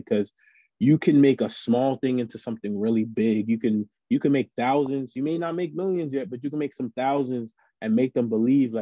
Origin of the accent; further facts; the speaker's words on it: New York City, New York, United States; moved away as an adult; now in Middletown, New York, United States; growing up in New York City